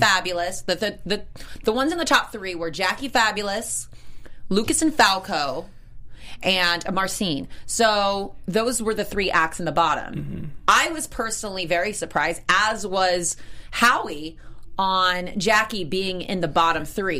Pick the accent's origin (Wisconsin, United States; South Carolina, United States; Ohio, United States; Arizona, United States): South Carolina, United States; I'm from South Carolina